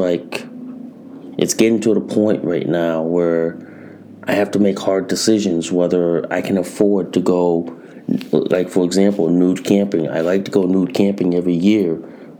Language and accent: English; Connecticut, United States; in my home state of Connecticut